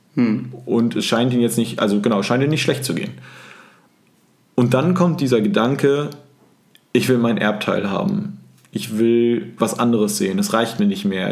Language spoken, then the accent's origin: German; Sulingen, Lower Saxony, Germany; moved away as an adult; also born or lived in Marburg; now in Hamburg, Germany; Ich fühle mich in Sulingen nicht zu Hause. Das ist meine Heimat, da komme ich her